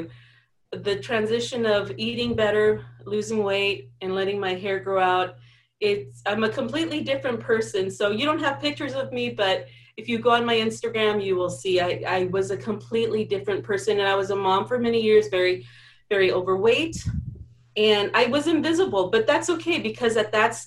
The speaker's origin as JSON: {"language": "English", "country": "United States", "tie": "born or raised there", "also_born_or_lived": "Mexico", "said": "I was born in Mexico. I was brought here at the age of about 1.5 years old. So I am very Mexican, but I'm also very American, if you ask me. So anyways, with that being said, I went to school here"}